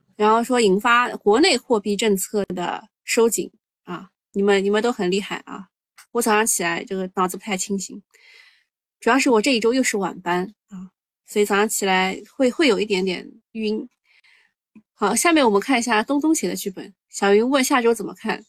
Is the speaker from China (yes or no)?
yes; China; 我们中国人